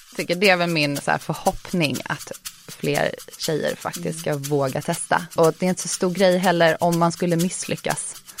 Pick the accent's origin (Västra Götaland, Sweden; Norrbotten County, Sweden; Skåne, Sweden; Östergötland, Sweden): Skåne, Sweden; Lund; accent: försiktig dialekt; jag växte upp i Lund, gick i skola där